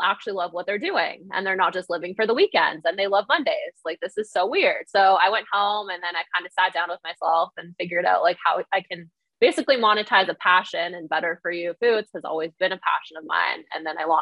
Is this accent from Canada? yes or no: yes; Ontario, Canada; I'm from Ontario, Canada